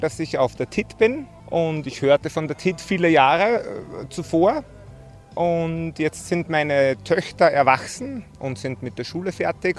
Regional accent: Austria; also born or lived in Schärding; Ich komme aus der Nähe von St. Pölten in Österreich

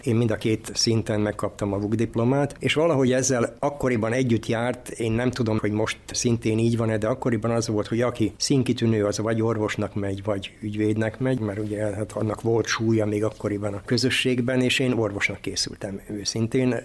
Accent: Zrenjanin, Vojvodina, Serbia; also born or lived in Skorenovac (Székelykeve); now in Novi Sad, Serbia; székelykevérről származom, de életem első részét nagybecskereken éltem

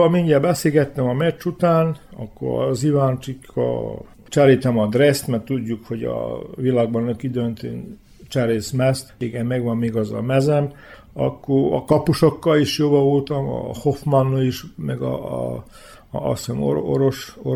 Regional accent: Hungary; Nem volt egyszerű magyarként. Nem volt, mert tudtam magyarul, ők tudták, hogy tudok magyarul

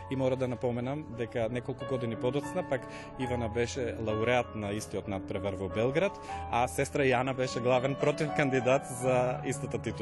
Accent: Strumica, North Macedonia; доаѓам од Струмица

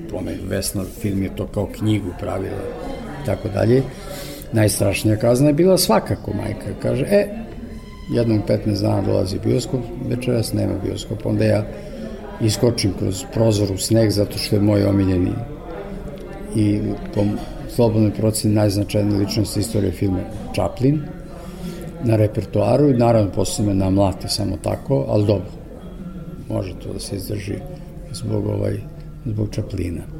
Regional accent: Kosovo Polje, Kosovo; moved away; Ja sam rođen u Kosovoj Mitrovici, otac je bio železničar i vrlo brzo smo se preselili u Kosovo polje.

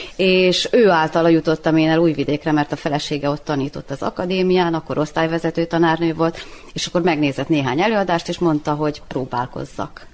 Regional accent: Srbobran, Vojvodina, Serbia; moved away as an adult; also born or lived in Novi Sad; now in Subotica, Serbia; 20 évig voltam Szent Tamáson, meg most 20 éve vagyok Szabadkán

